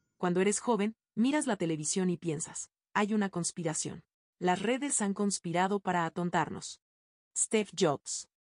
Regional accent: Mexico; como mexicanos o como país

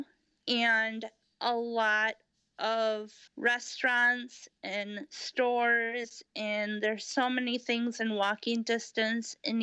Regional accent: Appleton, Wisconsin, United States; now in Fond du Lac, United States; I was born and raised in Appleton, Wisconsin, and in the Fox Valley. And I grew up on the west side.

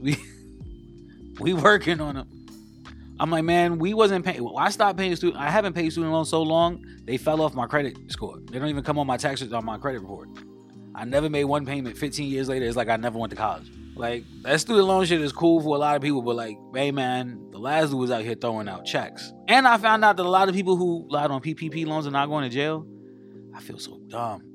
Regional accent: New York, United States; I'm from New York

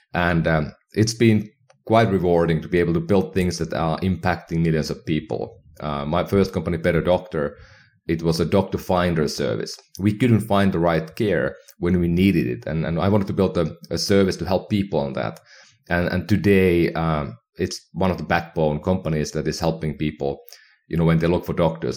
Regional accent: Finland; now in United States; my hometown in Finland

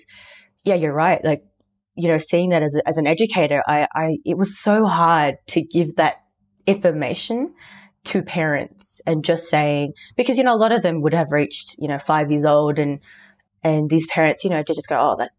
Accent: Sydney, New South Wales, Australia; being, you know, Filipino and growing up in Sydney

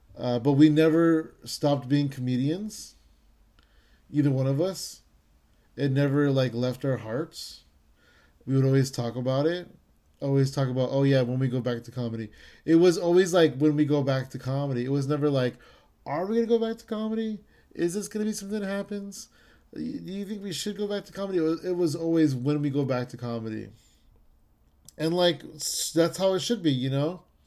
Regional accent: San Jose, California, United States; I'm from San Jose

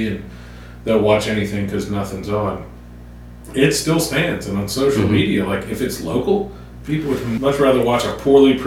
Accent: New Orleans, Louisiana, United States; now in Columbus, Mississippi, United States; I grew up in New Orleans

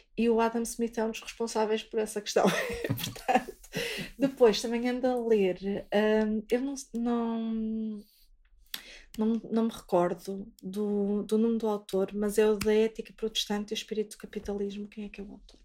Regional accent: Vizela, Braga, Portugal; eu sou de Vizela

